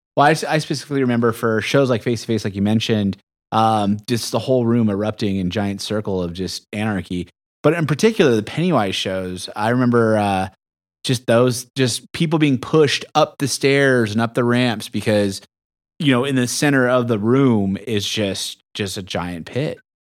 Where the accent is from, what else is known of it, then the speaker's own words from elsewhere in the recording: San Diego, California, United States; I grew up in, in, right by Soma and Bay Park.